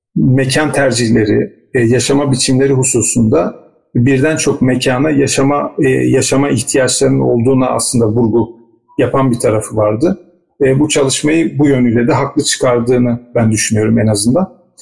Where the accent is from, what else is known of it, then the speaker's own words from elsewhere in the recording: Istanbul, Turkey; moved away as an adult; also born or lived in Rize; Ben de İstanbul'da doğdum, büyüdüm ama bir şekilde bir biçimde Rize ile irtibatımız devam etti.